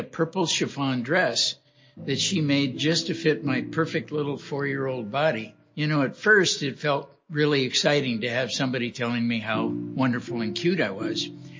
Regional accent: Los Angeles, California, United States; I was born and raised in Los Angeles, California. You know, my upbringing was pretty much a typical California upbringing in Los Angeles in the early 40s.

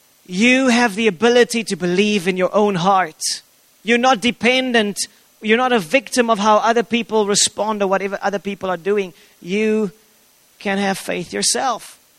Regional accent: South Africa; I'm not a South African first and foremost.

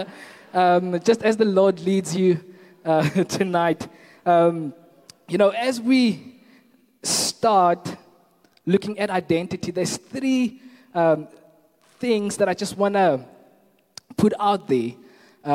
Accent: Kathu, Northern Cape, South Africa; moved away as an adult; now in Stellenbosch, South Africa; I'm originally from a very small town in the Northern Cape called Katu

